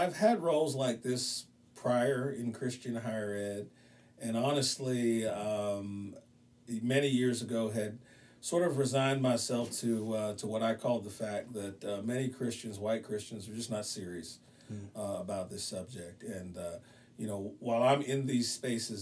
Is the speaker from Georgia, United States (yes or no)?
no; Beaver Falls, Pennsylvania, United States; I'm originally from Western Pennsylvania, a little city called Beaver Falls, Pennsylvania.